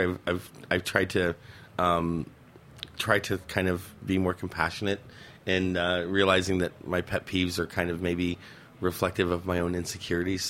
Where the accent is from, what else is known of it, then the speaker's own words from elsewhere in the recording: West Palm Beach, Florida, United States; also born or lived in Kansas; now in New York City, United States; grew up in actually the other coast of Florida and West Palm Beach, Florida. That's where I grew up